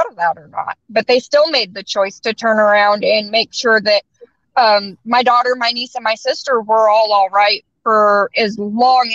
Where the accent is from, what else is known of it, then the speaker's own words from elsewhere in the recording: Northern California, United States; moved away; I'm from Northern California